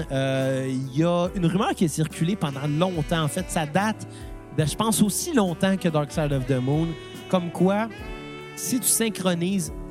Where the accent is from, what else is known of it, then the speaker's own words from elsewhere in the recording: Montreal, Quebec, Canada; ben, et du Québec. On vient de Montréal.